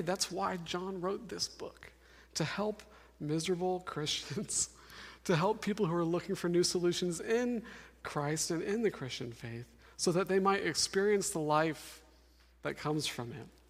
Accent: Denver, Colorado, United States; now in Seattle, United States; I'm from Denver, Colorado

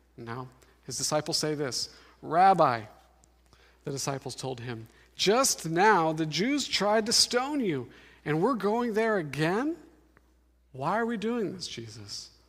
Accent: Denver, Colorado, United States; now in Seattle, United States; I'm from Denver, Colorado

